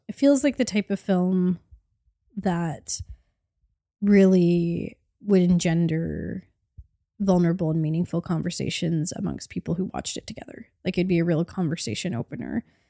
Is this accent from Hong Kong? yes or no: no; Canada